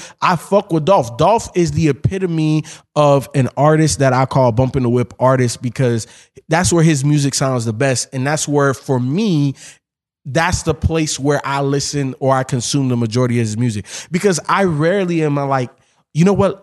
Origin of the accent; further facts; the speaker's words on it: Miami, Florida, United States; also born or lived in Chicago; I grew up in Miami